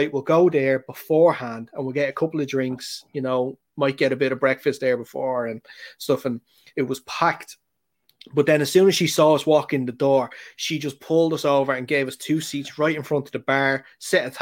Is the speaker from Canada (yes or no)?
no; Ireland; we're Irish